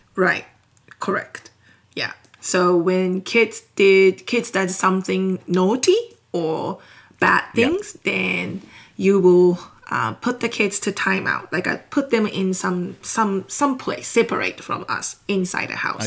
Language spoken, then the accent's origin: English; Japan; English is a second language; moved away as an adult; now in Texas, United States; I am 100% Japanese. So okay. that means I am born and raised in Japan